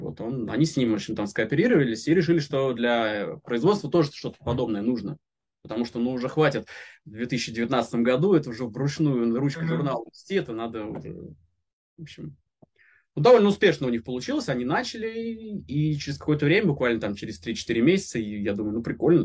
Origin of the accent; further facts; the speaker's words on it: Reutov, Moscow Oblast, Russia; now in Moscow, Russia; Я из Москвы, ну, я из Подмосковья вообще, но сейчас в Москве живу, вот, так из Реутова